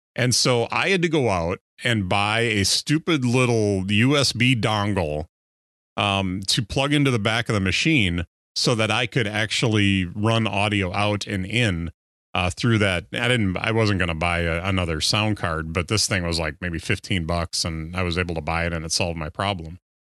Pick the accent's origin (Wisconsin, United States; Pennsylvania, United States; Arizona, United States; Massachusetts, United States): Wisconsin, United States; I grew up in Wisconsin